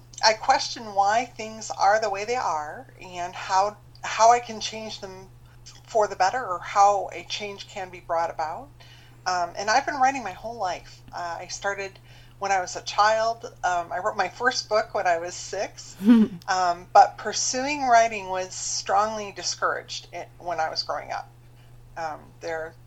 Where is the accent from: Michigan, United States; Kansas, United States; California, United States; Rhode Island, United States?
Michigan, United States; moved away as an adult; also born or lived in Ohio / Chicago, Illinois; now in Florida, United States; I grew up in the Midwest, and I grew up in Michigan.